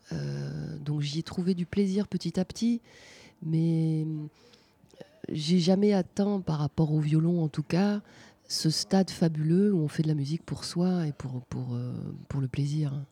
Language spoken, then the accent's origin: French; Grand Est, France; born there; je suis née en Lorraine, après on a beaucoup déménagé avec mes parents